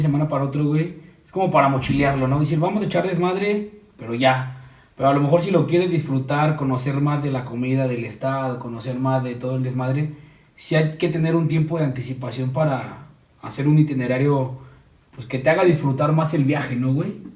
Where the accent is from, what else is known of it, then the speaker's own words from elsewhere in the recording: Mexico City, Mexico; soy del DF